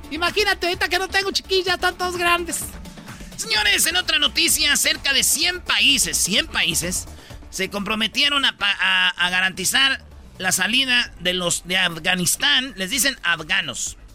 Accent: Mexico; Sí, fue a recibirlos porque yo soy buen ciudadano mexicano.

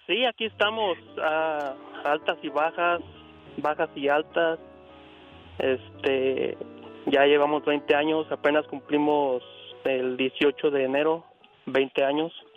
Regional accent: Jalisco, Mexico; nosotros somos de Jalisco

